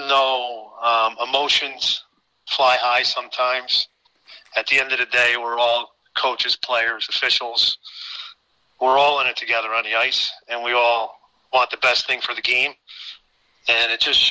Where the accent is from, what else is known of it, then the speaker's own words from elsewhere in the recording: Watervliet, New York, United States; now in Guilderland, United States; I was born and raised in Waterville